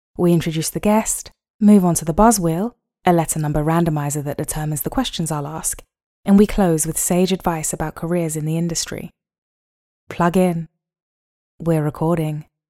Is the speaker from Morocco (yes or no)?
no; London, United Kingdom; I live in London, born and raised